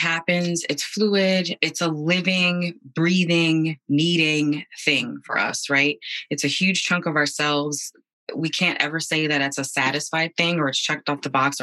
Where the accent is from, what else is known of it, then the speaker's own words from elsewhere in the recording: Bridgeport, Connecticut, United States; Born and raised in Connecticut, Bridgeport specifically.